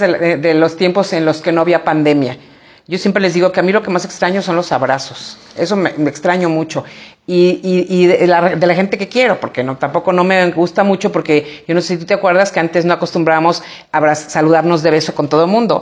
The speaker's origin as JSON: {"language": "Spanish", "town": "San Miguel de Allende", "region": "Guanajuato", "country": "Mexico", "said": "es mi pueblo, es puro arraigo, es puro cariño"}